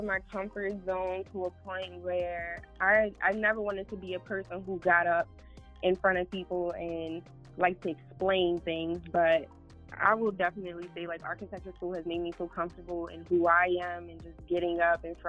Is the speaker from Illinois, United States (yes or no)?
no; Baltimore, Maryland, United States; I'm from Baltimore, Maryland. I'm 25 years old. I grew up in Baltimore. I'm born and raised in Baltimore.